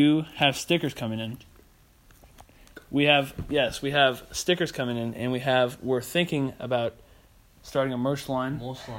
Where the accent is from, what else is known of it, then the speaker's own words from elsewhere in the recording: Detroit, Michigan, United States; I am from Detroit.